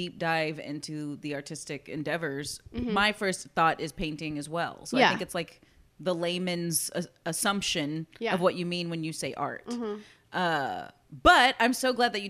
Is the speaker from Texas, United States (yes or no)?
yes; Corpus Christi, Texas, United States; growing up in Corpus, we definitely didn't have options like that in middle school